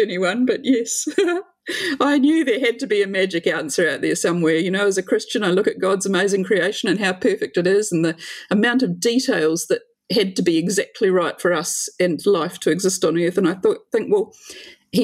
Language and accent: English; New Zealand; A lot of country kids, I grew up in the country